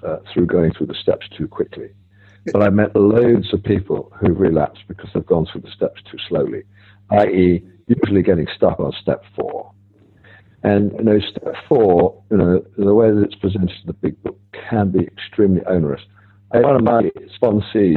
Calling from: Rome, Lazio, Italy; I'm calling from Rome. It's very early morning here

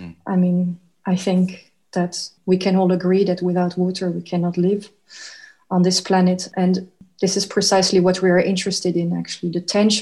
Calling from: The Hague, South Holland, Netherlands; I'm calling in from The Hague in the Netherlands

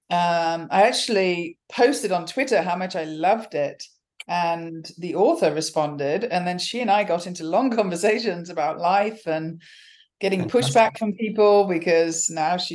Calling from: Stanford, California, United States; I am currently in Stanford, California, is- in the midst of a busy teaching week.

